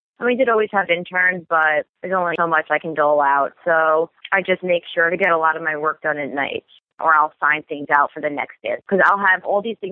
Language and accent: English; Long Island, New York, United States; moved away as an adult; now in Boston, United States; I'm originally from Long Island, New York